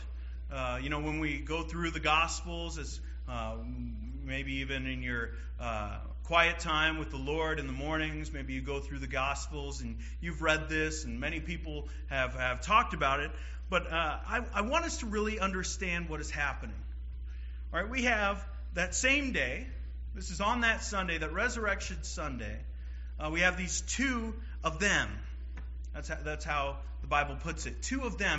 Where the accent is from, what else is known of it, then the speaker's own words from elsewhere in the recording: Seattle, Washington, United States; moved away; I'm from Seattle, Washington